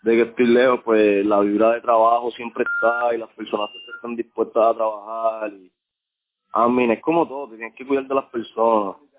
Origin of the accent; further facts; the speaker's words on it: Puerto Rico; moved away; mi Puerto Rico